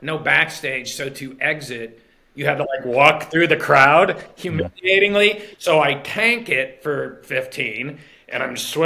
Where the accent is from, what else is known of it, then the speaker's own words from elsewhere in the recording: Pittsburgh, Pennsylvania, United States; moved away; I'm from Pittsburgh originally